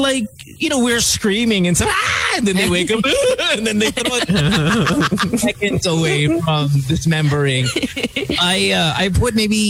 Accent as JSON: {"language": "English", "town": "Bocaue", "region": "Central Luzon", "country": "Philippines", "said": "I'm from Buhawe."}